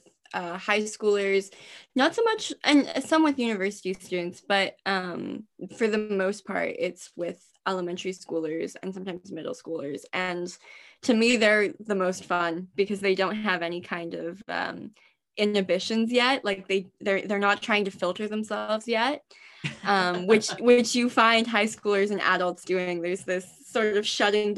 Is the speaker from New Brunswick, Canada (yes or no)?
yes; Fredericton, New Brunswick, Canada; I grew up in Fredericton, and obviously we have the TNB Theater School